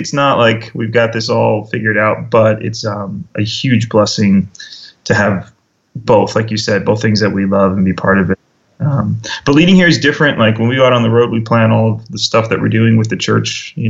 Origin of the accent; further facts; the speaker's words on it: New York, United States; also born or lived in Minnesota / Indiana / Washington, D.C.; now in Phoenix, United States; I grew up in New York.